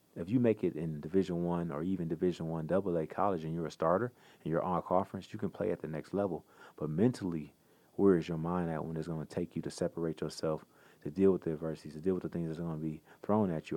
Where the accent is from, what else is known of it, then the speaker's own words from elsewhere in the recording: Pontiac, Michigan, United States; I grew up in Pontiac, Michigan, right outside of Detroit